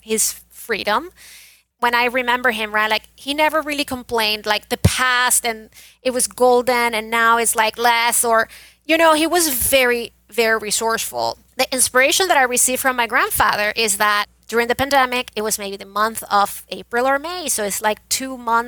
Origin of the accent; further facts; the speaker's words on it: Venezuela; moved away as an adult; now in United States; I was born and raised in Venezuela